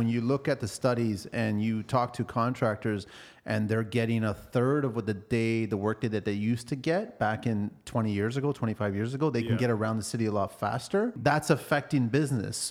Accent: Canada

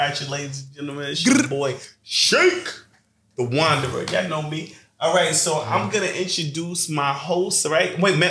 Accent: New York City, New York, United States; also born or lived in Brooklyn; I'm from Queens, but I ain't gonna lie. So half my life I spent in Brooklyn.

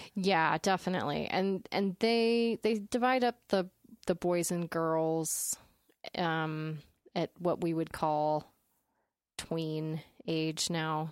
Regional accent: Utah, United States; I was growing up in Utah County, which is the Mormonist of the, the counties

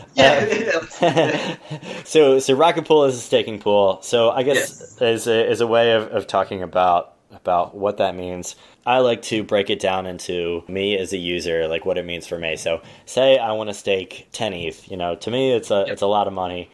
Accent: Texas, United States; I'm from Texas

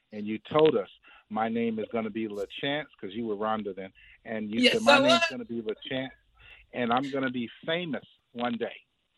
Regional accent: Maryland, United States; moved away as an adult; now in Alabama, United States; I've been in Alabama now for 30 years. I'm from Maryland, but I'm in Alabama working

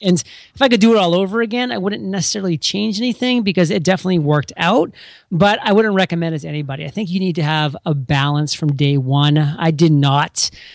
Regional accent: Maine, United States; now in San Diego, United States; I'm from Maine

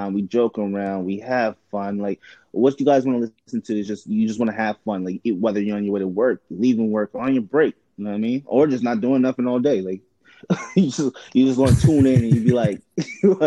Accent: New York City, New York, United States; now in Upstate New York, United States; Queens, New York. Currently upstate.

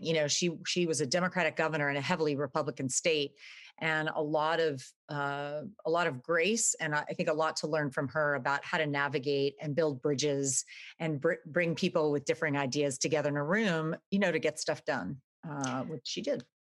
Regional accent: Dallas, Texas, United States; moved away as an adult; also born or lived in Austin, Texas / New York City / Venice; I was, uh, born in Texas, actually. I grew up in Dallas

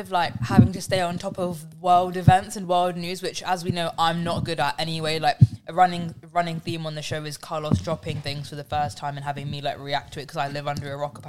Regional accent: Slough, South East England, United Kingdom; moved away as an adult; also born or lived in Liverpool

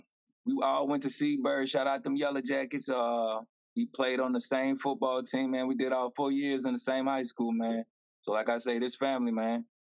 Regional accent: Shreveport, Louisiana, United States; now in Boston, United States; I'm from Shreveport, Louisiana. Currently, I'm in Boston, Massachusetts right now.

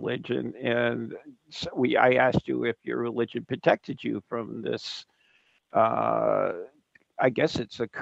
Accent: New England, United States; accent: New England; my New England accent

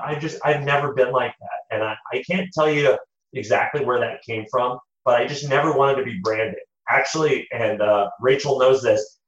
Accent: United States; I am the first one of both sides of my uh, parents' families that have been born in the United States

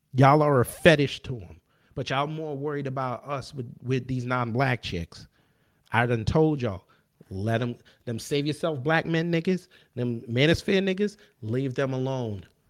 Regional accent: New York, United States; I come from New York

